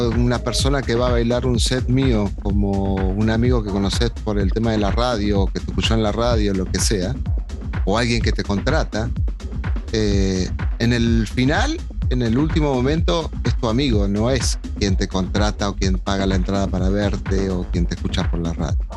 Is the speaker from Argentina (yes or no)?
yes; Argentina; moved away as an adult; Yo en realidad me fui en el 2000 de Argentina y volví Y después me fui en el 2008, que fue el quiebre este que te digo yo